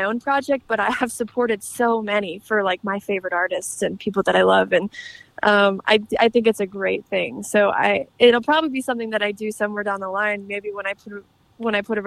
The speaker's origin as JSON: {"language": "English", "region": "Michigan", "country": "United States", "tie": "born or raised there", "said": "we were driving home from Nashville to Michigan"}